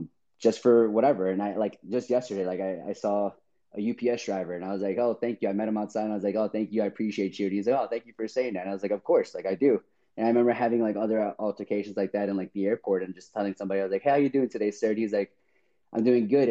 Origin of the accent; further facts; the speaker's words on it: Chicago, Illinois, United States; moved away as an adult; also born or lived in Seattle; I'm originally from Chicago. So all my friends and family are over there